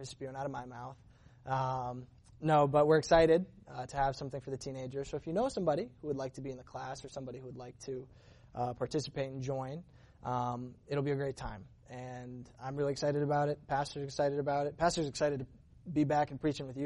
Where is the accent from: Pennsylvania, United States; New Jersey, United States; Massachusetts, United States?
Massachusetts, United States; now in California, United States; I'm from Massachusetts. That's where I grew up